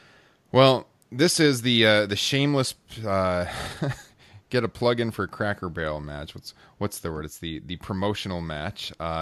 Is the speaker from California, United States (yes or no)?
no; Iowa, United States; hey, I'm from Iowa.